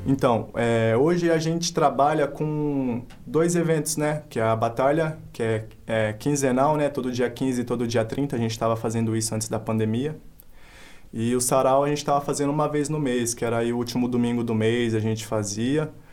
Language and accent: Portuguese; Paulínia, São Paulo, Brazil; Sou natural aqui de Paulínia, tenho 23 anos atualmente